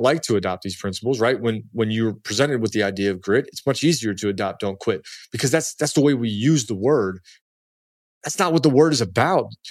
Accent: Baltimore, Maryland, United States; also born or lived in Washington, D.C.; I came from Baltimore and D C, like, this is part of my D N A, be gritty

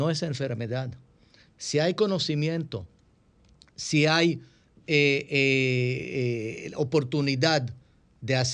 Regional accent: Israel; Spanish is a second language; moved away as an adult; now in Dominican Republic

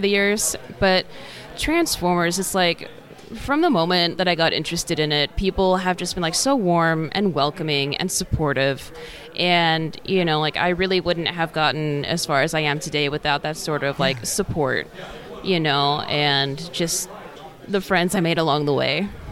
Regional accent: Seattle area, Washington, United States; I'm from the Seattle area.

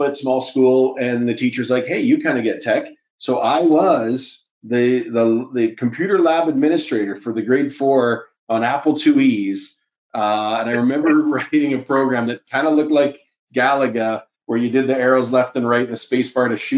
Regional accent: Edmonton, Alberta, Canada; now in Calgary, Canada; I grew up in Western Canada, prairie town, a lot of snow, cold, dark winters

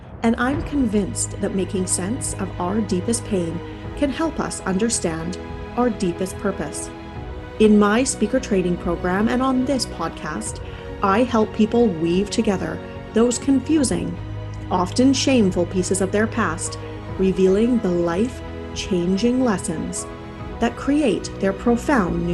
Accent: Kamloops, British Columbia, Canada; moved away as an adult; now in Langley, Canada; I actually grew up in Kamloops, where I met my husband

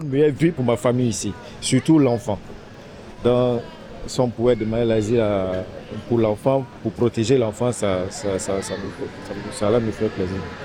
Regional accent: Côte d’Ivoire; moved away as an adult; now in Paris, France; Je suis ivoirien

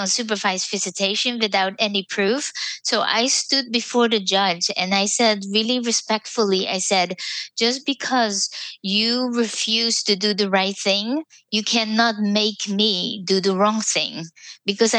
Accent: Netherlands; moved away as an adult; now in United States; I was from the Netherlands. I was a nurse, but I couldn't use my diploma in the United States.

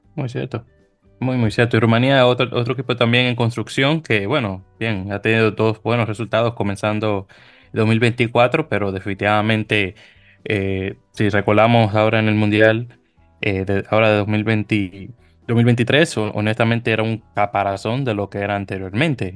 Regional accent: Dominican Republic; como buen dominicano que soy

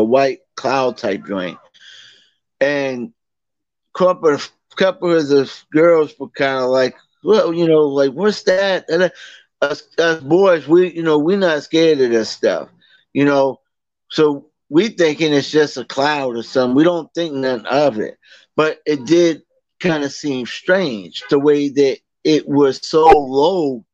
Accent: Boston, Massachusetts, United States; moved away as an adult; now in Virginia, United States; That's where I'm from originally. I'm from Boston. I'm from West Roxbury, actually

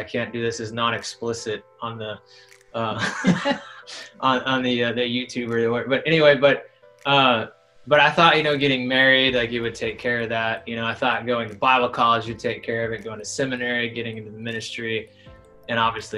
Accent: Chicago, Illinois, United States; moved away as an adult; also born or lived in Missouri; now in Alaska, United States; I grew up down in Illinois, suburbs of Chicago

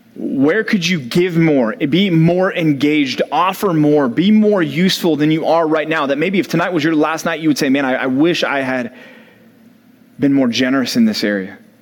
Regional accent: Dallas, Texas, United States; growing up in Dallas

